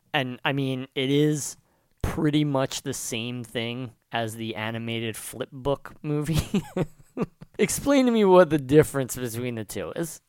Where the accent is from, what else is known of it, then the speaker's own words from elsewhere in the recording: New Jersey, United States; I'm from South Jersey